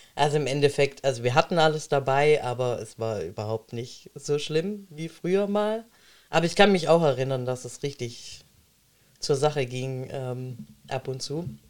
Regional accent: Baden-Württemberg, Germany; also born or lived in Monte San Giacomo, Italy (maternal family); ich ähm, bin Italienerin, ähm, bin aber hier geboren

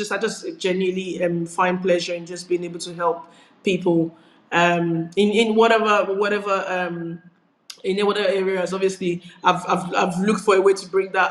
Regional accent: Nigeria; moved away as an adult; now in United Kingdom; I grew up in Nigeria where I was born. And I relocated as an adult, actually, into the United Kingdom.

